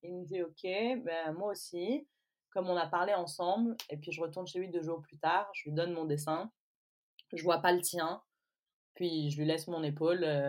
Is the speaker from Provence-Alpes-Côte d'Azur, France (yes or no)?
yes; Provence-Alpes-Côte d'Azur, France; moved away as an adult; also born or lived in England; now in Belle-Île-en-Mer, France; Je suis née dans les Alpes-Maritimes et je vis aujourd'hui à Belle-Île-en-Mer